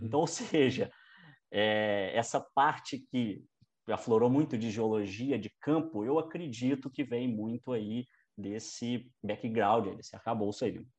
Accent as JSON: {"language": "Portuguese", "town": "Barbacena", "region": "Minas Gerais", "country": "Brazil", "tie": "born or raised there", "also_born_or_lived": "Paracatu", "said": "eu nasci em Paracatu, uma cidade no noroeste de Minas, e depois eu fui muito jovem para Barbacena. Uhum. Então, fui criado em Barbacena"}